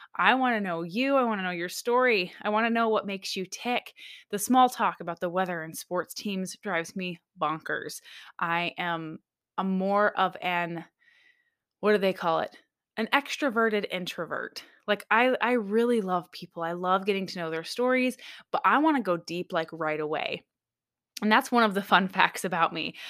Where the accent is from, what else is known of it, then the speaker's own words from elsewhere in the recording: Michigan, United States; now in Alaska, United States; I was raised in Michigan, born and raised in Michigan, but I moved to Alaska way back in two thousand and four